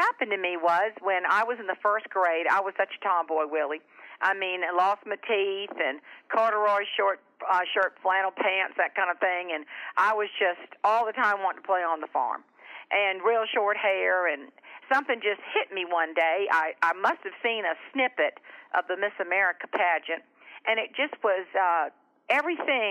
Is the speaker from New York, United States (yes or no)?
no; Charleston, South Carolina, United States; I grew up down in Charleston, South Carolina, and on a farm, John's Island, to be more specific.